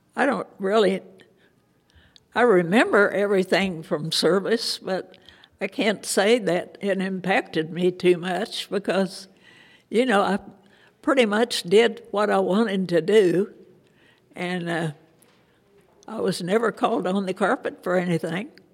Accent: Kentucky, United States; moved away as an adult; also born or lived in Evansville / Indianapolis; No, I grew up in Kentucky. I was born in Kentucky and lived there until I graduated from high school

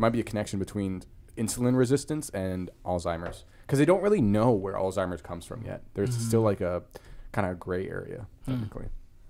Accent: Vancouver, British Columbia, Canada; now in Los Angeles, United States; when I grew up in Vancouver

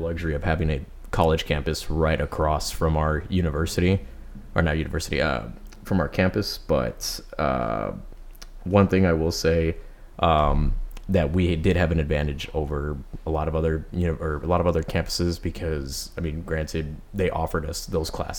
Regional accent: Kingsville, Texas, United States; also born or lived in Corpus Christi, Texas; I've been born in Corpus, but raised in Kingsville.

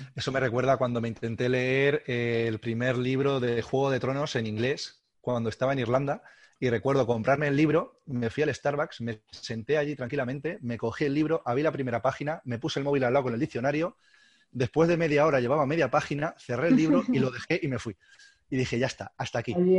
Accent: Castilla-La Mancha, Spain; now in Alicante, Spain; como realmente soy manchego, aunque ya llevo unos cuantos años en Alicante

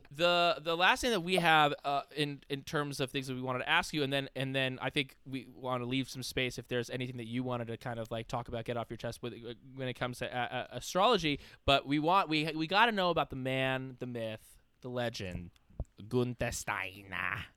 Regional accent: New York, United States; growing up in New York

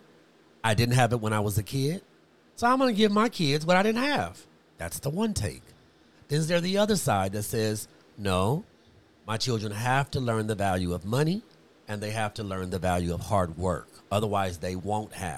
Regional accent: Compton, California, United States; also born or lived in Los Angeles, United States; I was raised in Compton and in L.A. and on Figueroa 120th

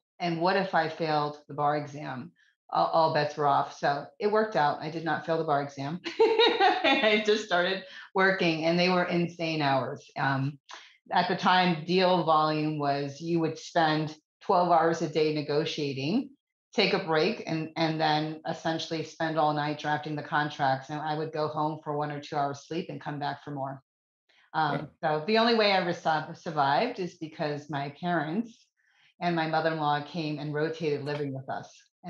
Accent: East Coast, United States; I'm from the East Coast. I would never move south of Virginia.

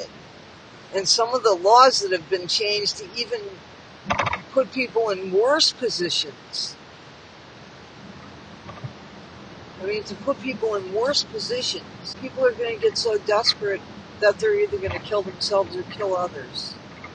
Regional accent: United States; I'm from the United States.

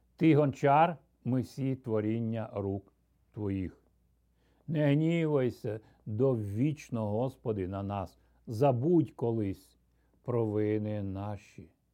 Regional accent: Ukraine; Я ріс, зростав на Україні

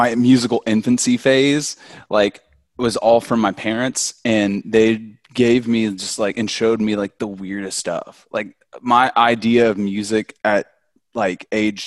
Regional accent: Birmingham, Alabama, United States; we're both basically from Birmingham

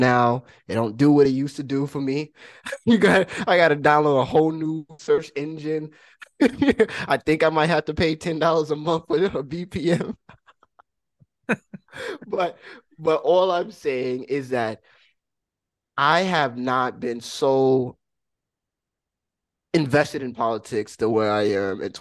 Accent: United States; As an American

